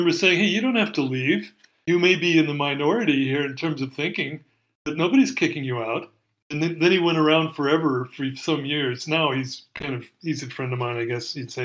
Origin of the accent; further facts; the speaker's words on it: Salem, Oregon, United States; also born or lived in California / Eugene, Oregon; I was born in Oregon. I was born up in Salem